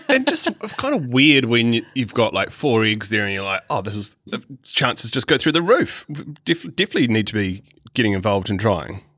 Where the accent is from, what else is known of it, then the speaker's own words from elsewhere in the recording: Christchurch, Canterbury, New Zealand; I was born in Christchurch